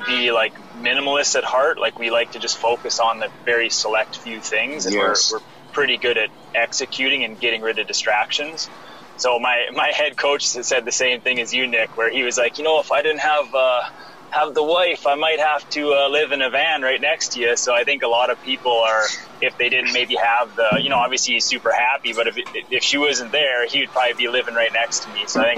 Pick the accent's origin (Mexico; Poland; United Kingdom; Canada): Canada; Saskatoon, Saskatchewan; I'm from Saskatoon, Saskatchewan, Canada.